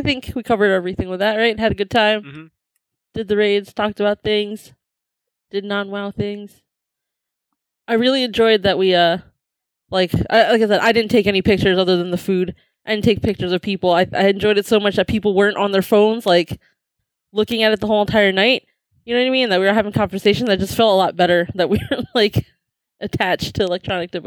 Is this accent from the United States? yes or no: yes; St. Louis, Missouri, United States; It's my childhood thing from growing up in St. Louis as a little kid